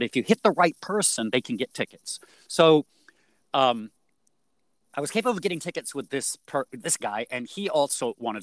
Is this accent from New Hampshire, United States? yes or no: yes; New Hampshire, United States; I'm from New Hampshire with cows